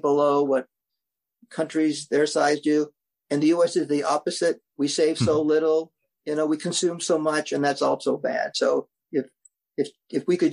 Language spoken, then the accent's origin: English; United States; as an American citizen